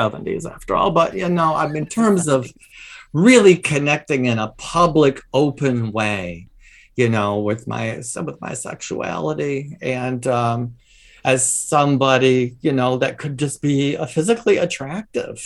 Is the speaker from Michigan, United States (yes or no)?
yes; Michigan, United States; moved away; also born or lived in Chicago; I was back in my hometown in Michigan there